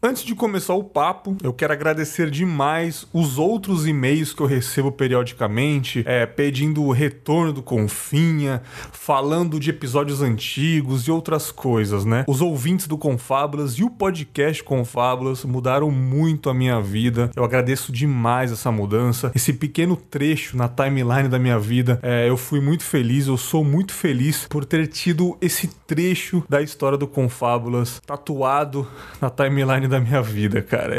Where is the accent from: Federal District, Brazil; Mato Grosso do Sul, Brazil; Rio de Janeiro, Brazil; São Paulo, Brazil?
São Paulo, Brazil; moved away as an adult; now in Espírito Santo, Brazil; eu sou paulista paulistano, sou da capital de São Paulo, mas eu estou aqui no Espírito Santo há 11 anos também